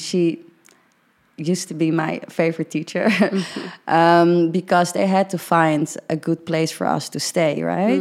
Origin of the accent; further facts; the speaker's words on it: Netherlands; i'm dutch as hell